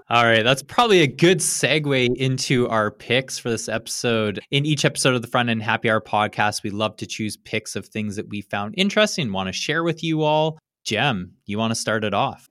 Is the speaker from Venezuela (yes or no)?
no; Canada; now in United States; as a Canadian